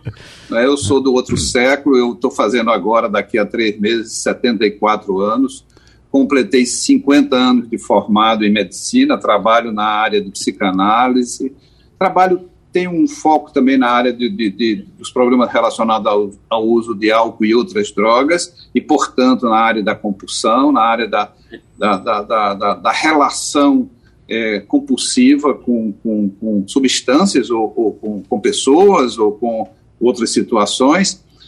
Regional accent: Caruaru, Pernambuco, Brazil; also born or lived in Porto Alegre; Eu sou um cara que nasceu em Caruaru, então sou um cara do interior.

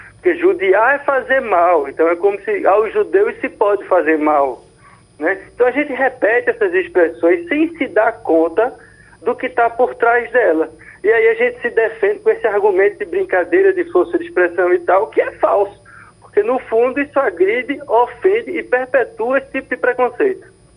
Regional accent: Northeast Region, Brazil; accent: Northeastern; nós, nordestinos no sul, sudeste

